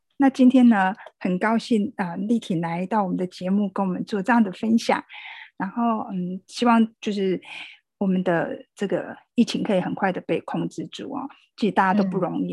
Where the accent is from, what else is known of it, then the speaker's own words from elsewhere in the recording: Taiwan; 我们台湾人在防疫这个部分是蛮有共识的